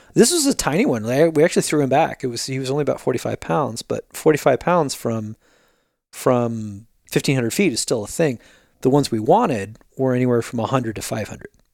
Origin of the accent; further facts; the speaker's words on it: Jersey Shore, New Jersey, United States; now in California, United States; I grew up in the Jersey Shore